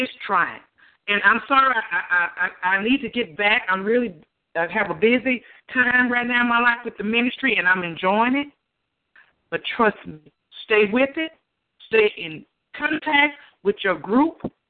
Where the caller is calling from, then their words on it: Houston, Texas, United States; I'm calling from Houston, Texas.